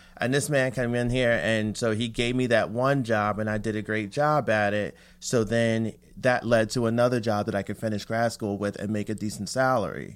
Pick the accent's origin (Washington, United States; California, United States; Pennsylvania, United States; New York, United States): Pennsylvania, United States; Philadelphia; moved away; I grew up in Philly